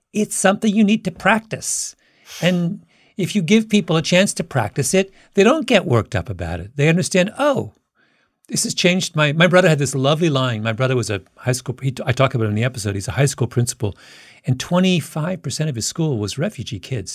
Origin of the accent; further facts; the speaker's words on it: Waterloo, Ontario, Canada; my hometown is an area where, that had a university called the University of Waterloo